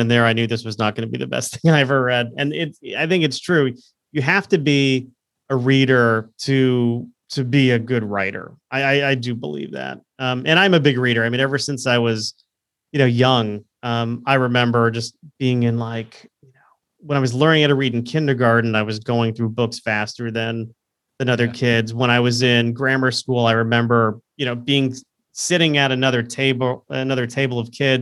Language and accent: English; Florida, United States; moved away; Florida, my home state